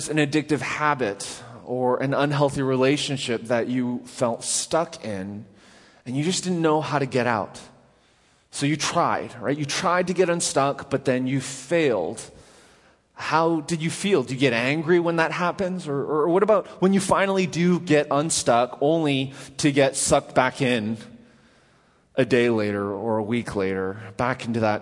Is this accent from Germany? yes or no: no; Vancouver, British Columbia, Canada; now in Nashville, United States; So growing up in Canada, in Vancouver